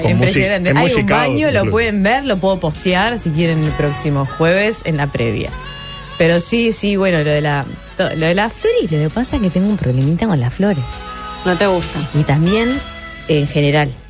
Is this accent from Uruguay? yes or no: yes; Uruguay; somos tres dramaturgas uruguayas.